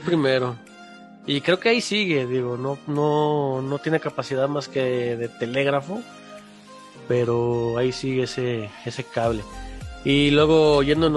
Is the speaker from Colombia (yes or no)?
no; Mexico; como mexicanos, los mexicanos, los que pagamos impuestos